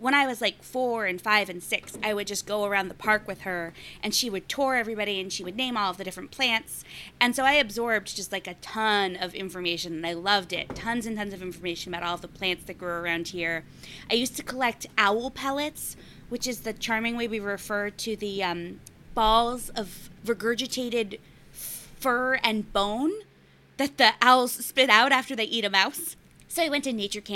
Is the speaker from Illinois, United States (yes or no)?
no; Boston, Massachusetts, United States; I grew up in a neighborhood called Jamaica Plain